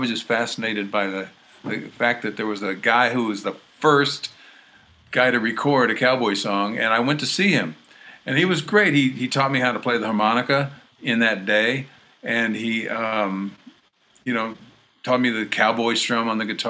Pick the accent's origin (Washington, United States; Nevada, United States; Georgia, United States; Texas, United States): Texas, United States; So I was born in Texas. My family are Texans. And they had moved from North Carolina, oddly enough, in the 1850s. And moved from North Carolina to Texas, and that's how my family got there.